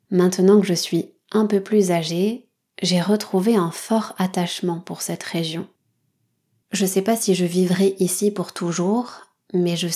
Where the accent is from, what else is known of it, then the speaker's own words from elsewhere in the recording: Nouvelle-Aquitaine, France; Je suis née au Pays basque, j'ai grandi ici, je suis très attachée à cet endroit, et pourtant, je parle pas le basque. D'ailleurs, j'ai pas du tout l'accent de la région.